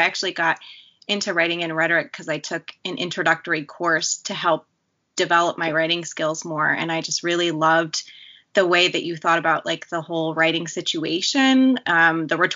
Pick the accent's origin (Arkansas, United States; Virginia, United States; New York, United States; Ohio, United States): New York, United States; Morrisville; moved away; I'm originally from Morrisville, New York